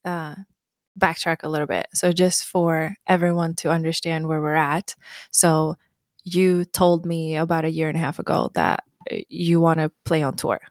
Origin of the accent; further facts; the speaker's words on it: Mariefred, Södermanland, Sweden; English is a second language; moved away as an adult; also born or lived in Bloomington, Indiana / Tennessee; now in United States; I'm from a small town called Maria Fried in Sweden. Um, I grew up in Sweden and I moved to the U S when I was nineteen.